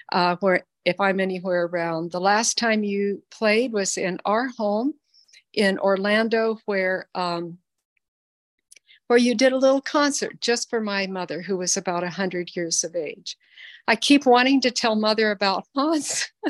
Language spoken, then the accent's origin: English; Philippines; Lily and I are a day apart in age. We grew up together in the Philippines.